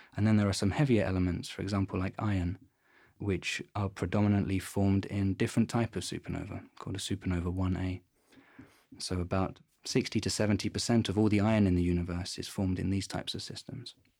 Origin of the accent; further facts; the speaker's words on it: London, United Kingdom; moved away as an adult; now in Garching, Germany; I come from London in England